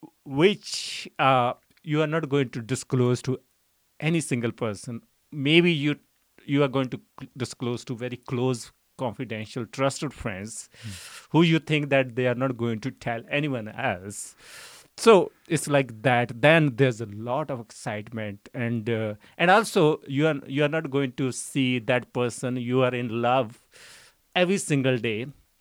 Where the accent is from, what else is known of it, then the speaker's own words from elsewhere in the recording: Siad, Punjab, India; born there; So I was born in a small village. The name of village is Siad. So I was born in a farming family.